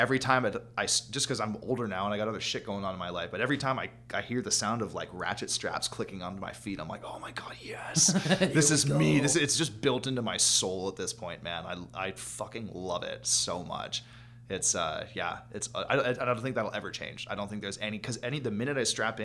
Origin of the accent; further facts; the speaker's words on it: Prince George, British Columbia, Canada; We live in Prince George at the time. We're like, we live in fucking winter wonderland out here.